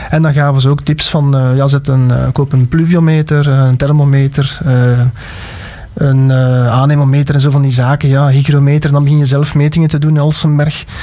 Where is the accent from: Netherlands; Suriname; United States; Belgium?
Belgium; Alsemberg, Flanders; ik ben van Alsenberg afkomstig.